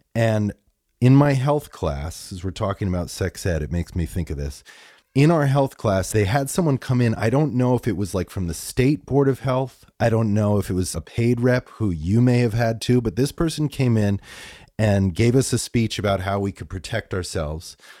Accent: Greenwich, Connecticut, United States; I grew up in Greenwich.

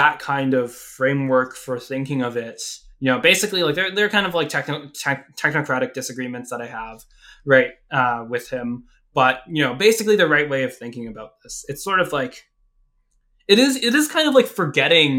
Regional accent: United States; also born or lived in Hong Kong (ancestry); I was born here

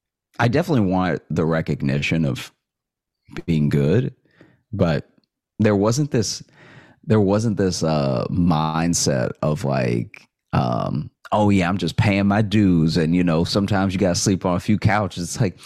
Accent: Alexandria, Louisiana, United States; now in Chicago, United States; So I grew up in Alexandria, and I went to college in Shreveport, Louisiana.

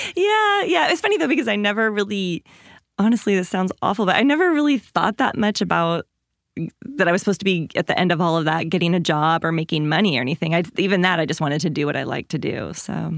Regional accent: Washington, United States; I grew up in Washington State, in a small town, like five hundred people, fishermen and loggers

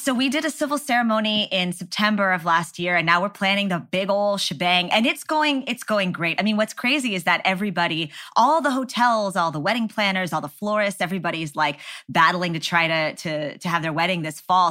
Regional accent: Texas, United States; growing up in Texas

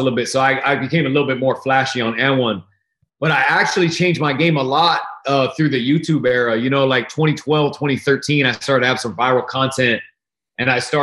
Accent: Oregon, United States; Portland, Oregon, my home state

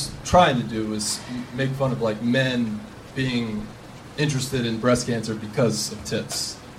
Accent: Charlotte, North Carolina, United States; moved away as an adult; now in Los Angeles, United States; North Carolina.

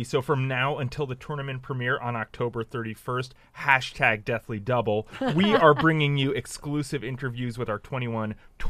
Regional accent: New Jersey, United States; my home state of New Jersey.

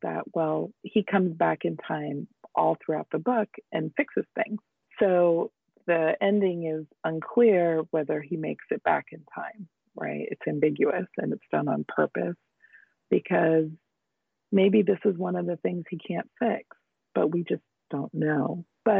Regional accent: United States; now in Northern California, United States; I grew up in the United States, but we would go back to India in the summers.

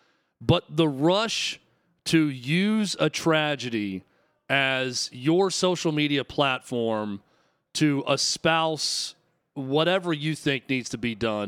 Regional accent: Tennessee, United States; My home state, the Volunteer State

